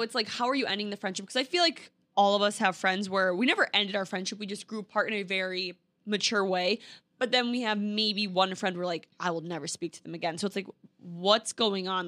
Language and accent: English; Minnesota, United States; moved away as an adult; now in New York City, United States; I was from Minnesota where the thing to do is have kids, get married, live in a white picket fence, go to your nine to five every single day. And now I live in New York City